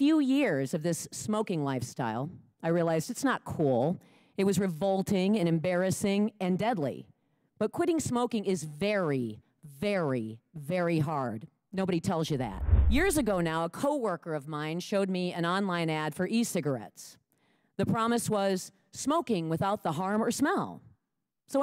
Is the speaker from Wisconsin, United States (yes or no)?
yes; Lake Mills, Wisconsin, United States; I'm from Lake Mills, Wisconsin.